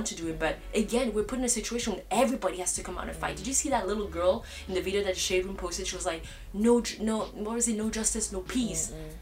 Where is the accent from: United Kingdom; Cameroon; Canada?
Cameroon; now in Barcelona, Spain; originally I'm from Cameroon